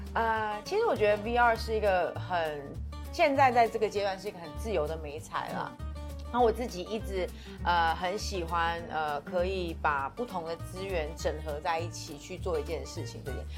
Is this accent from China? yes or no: no; Taiwan